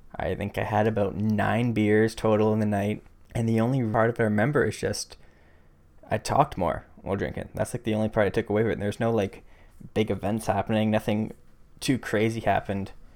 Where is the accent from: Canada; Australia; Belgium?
Canada; Barrie, Ontario; moved away as an adult; now in Waterloo, Canada; grew up in a smallish city north of Toronto called Barrie.